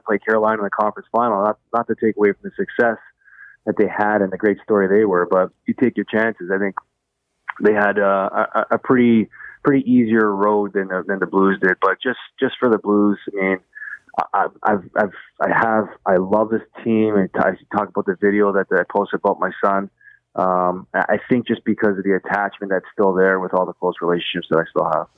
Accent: Toronto, Ontario, Canada; I'm from Toronto

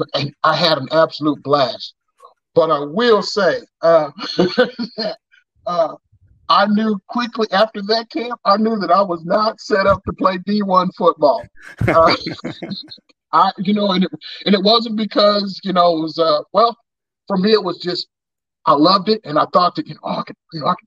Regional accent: Missouri, United States; moved away; I'm originally from Missouri, but my mother is from Omaha

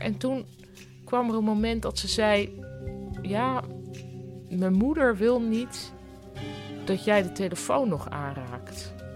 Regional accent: Netherlands; moved away as an adult; also born or lived in Boston; want ik kwam uit Nederland

